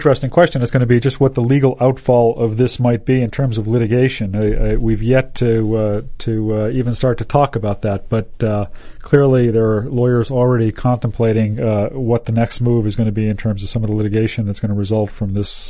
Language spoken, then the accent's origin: English; Massachusetts, United States; from Massachusetts.